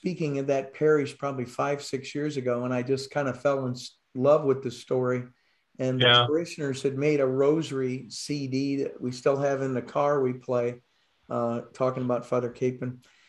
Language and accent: English; Ohio, United States; moved away; I grew up in the Midwest, a farm boy from Ohio.